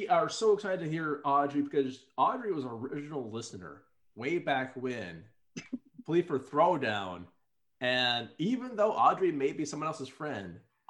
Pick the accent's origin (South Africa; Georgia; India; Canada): Canada; Quebec; accent: Quebec; I'm actually living in Quebec. That's back to my Quebec accent, I guess.